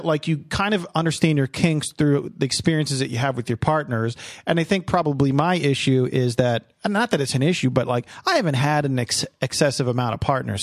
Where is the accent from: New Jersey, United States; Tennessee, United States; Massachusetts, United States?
New Jersey, United States; I was born and raised in, in New Jersey